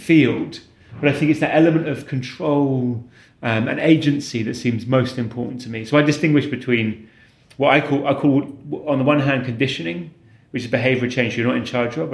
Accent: Warwickshire, West Midlands, United Kingdom; moved away; also born or lived in London; a lovely primary school in the countryside where I grew up in Warwickshire

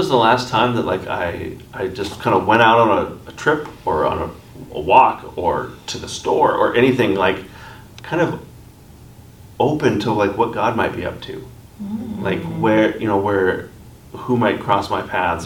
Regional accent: North Dakota, United States; like we do in North Dakota

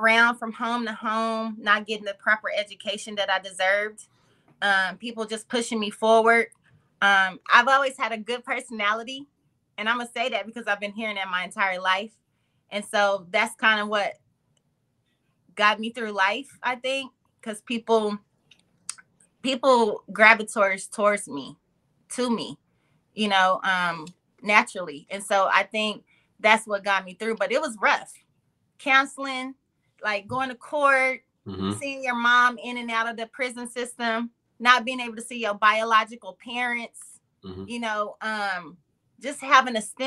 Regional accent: Oklahoma, United States; first language English; moved away as an adult; now in Bay Area, United States; I'm from a little town called Shakota, Oklahoma

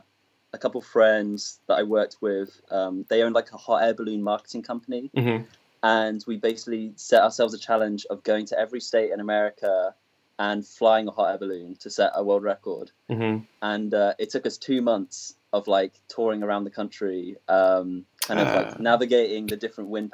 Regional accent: England, United Kingdom; moved away as an adult; now in Los Angeles, United States; I'm not from London. So I'm used to kind of being brought up in this like small community where people like know each other

